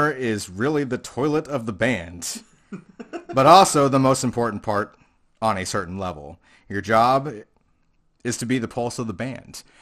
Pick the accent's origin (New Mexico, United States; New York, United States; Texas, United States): Texas, United States; Fort Worth; born there; also born or lived in California; I was born in Fort Worth.